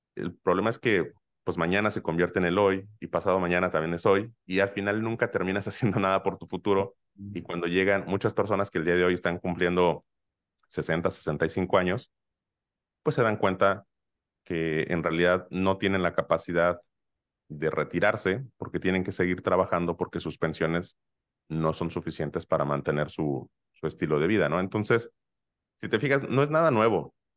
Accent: Mexico; toda esa idiosincrasia que, tenemos como, em, como, como mexicanos

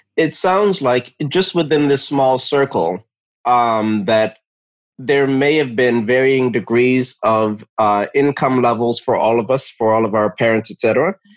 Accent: Edison, New Jersey, United States; also born or lived in Newark, New Jersey / East Orange, New Jersey; moved from Newark to East Orange to Edison, New Jersey, which is where I spent the majority of my um, childhood and uh, young adulthood

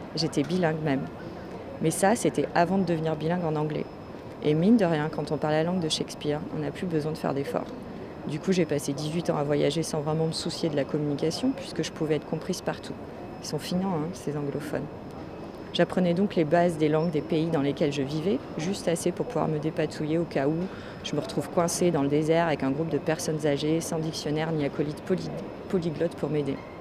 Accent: France; first language French; moved away as an adult; also born or lived in Australia; j'avais énormément de mal à m'adapter à mon pays natal

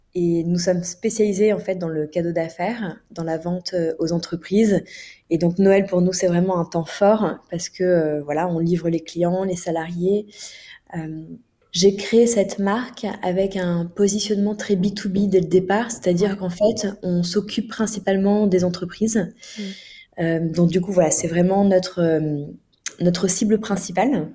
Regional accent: France; en tant que Français

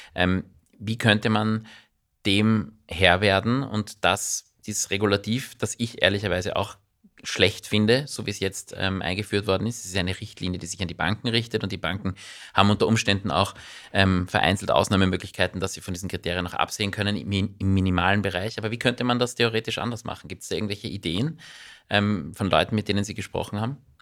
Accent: Austria; bei uns in Österreich

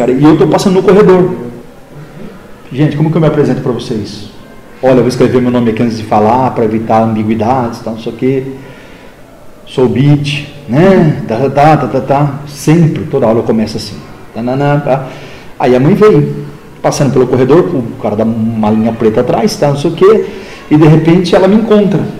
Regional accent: Ibitinga, São Paulo, Brazil; Ibitinga, né? Que eu venho da interior de São

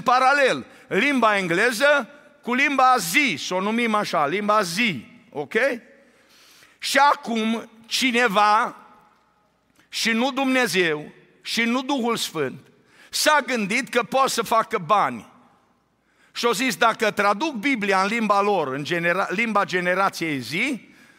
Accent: Romania; now in Arizona, United States; de când am plecat din țară

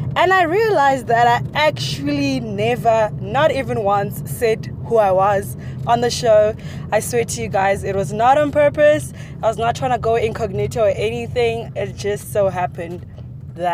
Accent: Johannesburg, Gauteng, South Africa; I grew up in Soweto, which is in Johannesburg, South Africa

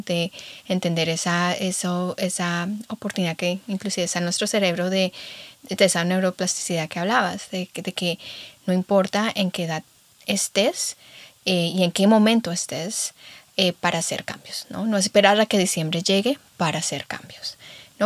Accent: Guamal, Meta, Colombia; moved away; Estuve en Colombia, sí, estuve en mi pueblito, en Guamalmeta

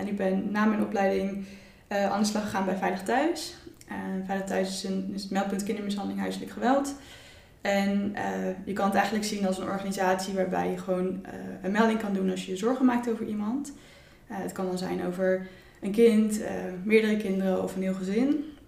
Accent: Utrecht, Netherlands; ik kom ook uit Utrecht.

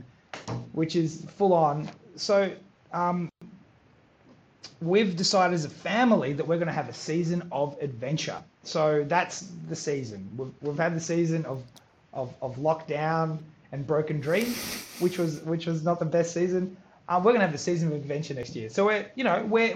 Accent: Australia; I'm a first generation Australian. My parents were born in Croatia. I was born in Australia

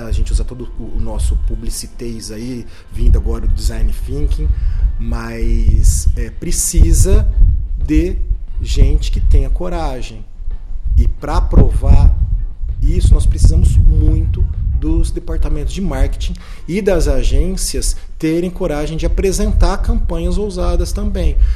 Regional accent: Ribeirão Preto, São Paulo, Brazil; eu sou de Ribeirão Preto, me formei aqui em, em Ribeirão

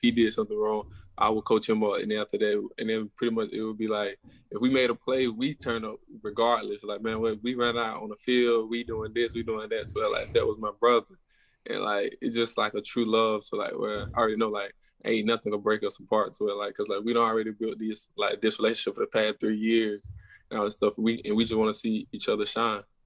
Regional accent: near Atlanta, Georgia, United States; I'm forty-five minutes from Atlanta

